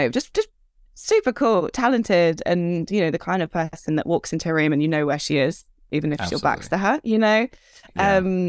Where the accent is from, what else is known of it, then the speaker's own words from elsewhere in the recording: Redhill, South East England, United Kingdom; from Red Hill